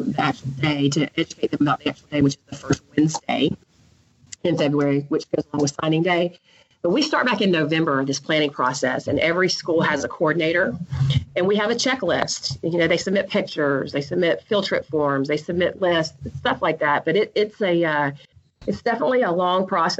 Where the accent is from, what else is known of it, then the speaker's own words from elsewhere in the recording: Columbus, Georgia, United States; I was invited to go back to my hometown, Columbus, Georgia